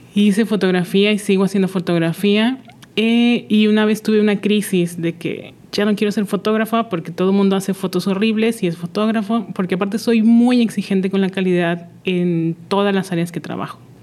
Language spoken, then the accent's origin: Spanish; Monterrey, Nuevo León, Mexico; moved away as an adult; now in Mérida, Mexico; yo soy de Monterrey y al mudarme a una ciudad totalmente diferente